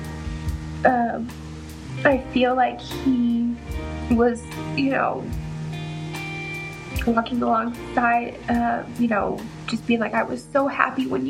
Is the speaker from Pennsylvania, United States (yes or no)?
no; Denver, Colorado, United States; I'm from Denver, Colorado.